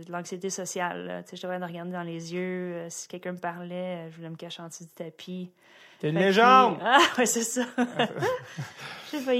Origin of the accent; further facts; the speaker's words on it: Boisbriand, Quebec, Canada; also born or lived in Greenfield Park, Quebec; je suis née à Greenfield Park. Greenfield Park. Ouais. J'aime ça. Puis euh, en fait, on a déménagé sur la rive nord à Boisbriand. Je suis très très fière de venir de Boisbriand.